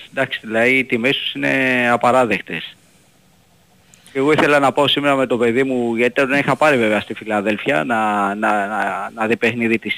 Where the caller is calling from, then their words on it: Peristeri, Attica, Greece; είμαι από Περιστέρη.